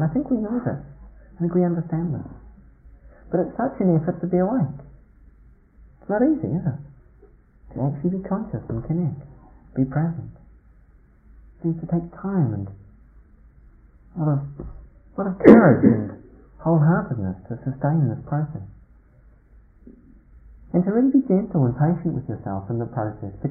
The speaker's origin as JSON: {"language": "English", "country": "New Zealand", "tie": "born or raised there", "moved": "yes", "said": "When I was a teenager growing up in New Zealand, as I did in the country"}